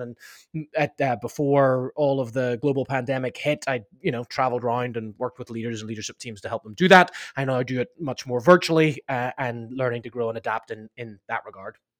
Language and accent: English; Belfast, Northern Ireland, United Kingdom; now in Laguna Beach, United States; I'm from, uh, I'm from Ireland, actually from Northern Ireland, uh, from, uh, Belfast.